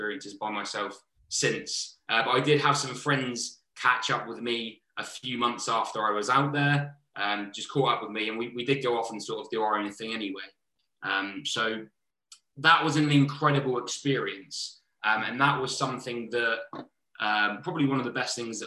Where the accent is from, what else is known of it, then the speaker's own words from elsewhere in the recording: Southampton, South East England, United Kingdom; also born or lived in London; I'm going back to Southampton.